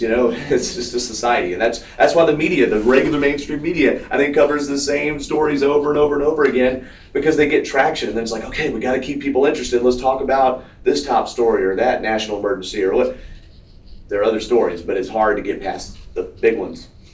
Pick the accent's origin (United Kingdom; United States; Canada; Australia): United States; Atlanta, Georgia; not even far away from Atlanta. I grew up in DeKalb County